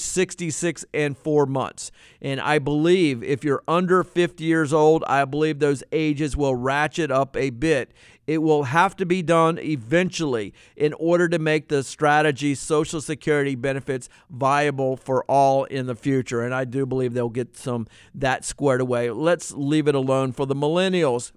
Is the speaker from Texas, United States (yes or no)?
no; Norfolk, Virginia, United States; when I was in seventh grade growing up in Norfolk, Virginia.